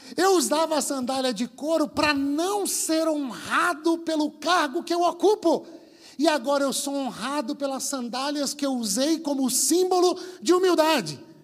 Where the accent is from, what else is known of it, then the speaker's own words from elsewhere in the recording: Bahia, Brazil; moved away; eu venho lá da Bahia, sou o único baiano aqui